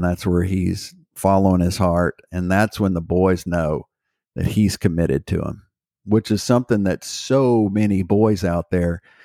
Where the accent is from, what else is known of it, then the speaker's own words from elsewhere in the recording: Houston, Texas, United States; I was raised in Houston, Texas.